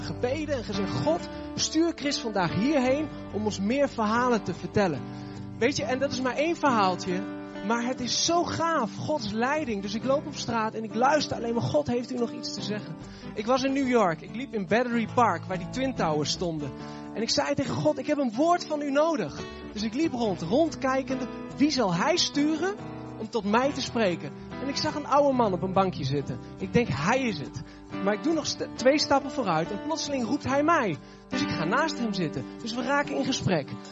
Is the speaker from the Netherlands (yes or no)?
yes; Netherlands; ik kom uit Nederland.